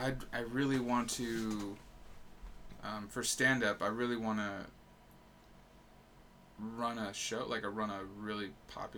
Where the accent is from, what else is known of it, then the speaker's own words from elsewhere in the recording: Long Beach, California, United States; I'm from Long Beach originally